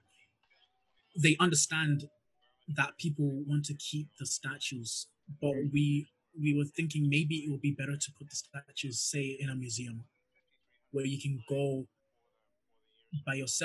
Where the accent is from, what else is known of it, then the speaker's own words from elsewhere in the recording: Glasgow, Scotland, United Kingdom; I've been walking through George Square my whole life pretty much.